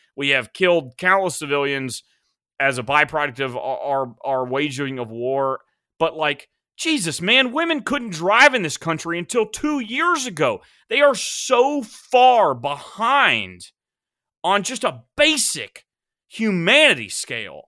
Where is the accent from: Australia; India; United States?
United States; as an American